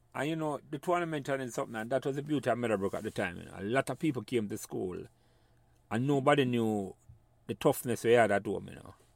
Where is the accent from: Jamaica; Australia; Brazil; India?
Jamaica; moved away as an adult; when we were growing up in Jamaica.